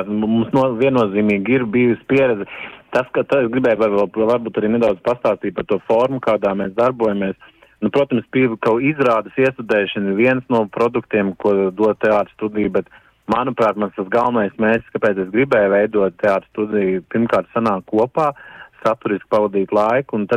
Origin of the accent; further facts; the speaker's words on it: Latvia; now in Stavanger, Norway; uz doto brīdi izrādījuši iniciatīvu ir latviešu interesi, un tad līdz ar to mēs esam visi latvieši.